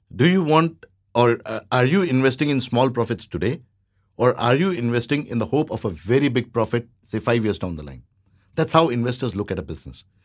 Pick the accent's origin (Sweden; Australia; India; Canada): India; now in Thailand; I'm Indian